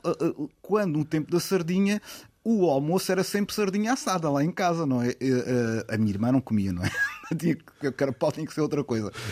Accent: Portimão, Algarve, Portugal; also born or lived in Lisbon / Faro; nasci em Portimão

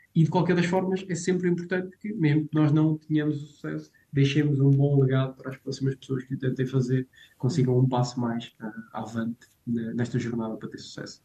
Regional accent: Portugal; eu cresci em Severbogo

